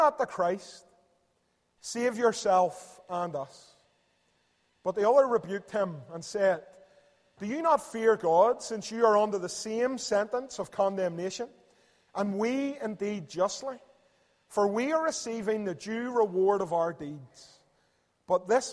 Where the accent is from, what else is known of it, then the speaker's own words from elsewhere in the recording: Belfast, Northern Ireland, United Kingdom; I'm from Belfast and across the river there in East Belfast